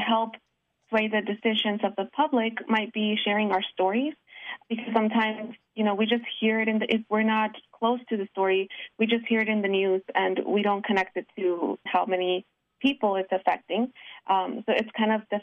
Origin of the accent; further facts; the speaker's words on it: Houston, Texas, United States; I also came when I was a child. I was 5 years old. I was raised in Houston, Texas. That's where I lived most of my life